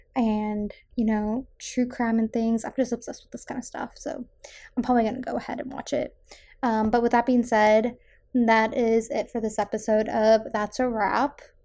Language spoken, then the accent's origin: English; South Shore, Massachusetts, United States; I am from the South Shore